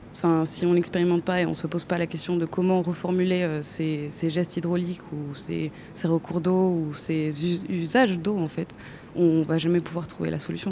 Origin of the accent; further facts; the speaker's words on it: Chile; moved away as an adult; now in France; J'ai grandi au Chili